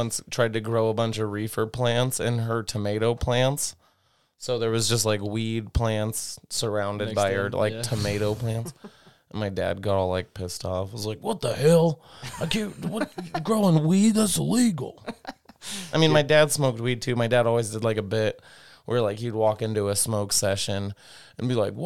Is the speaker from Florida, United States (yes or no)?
no; Idaho, United States; I've got an Idaho public school system, GED